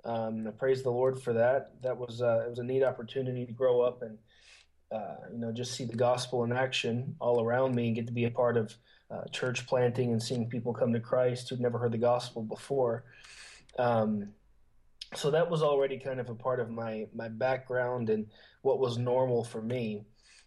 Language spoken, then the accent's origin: English; Portugal; now in Barcelona, Spain; Okay. Well, I grew up in Portugal. My dad's a missionary there. He's been a church planter there for, I guess, about 26 years now.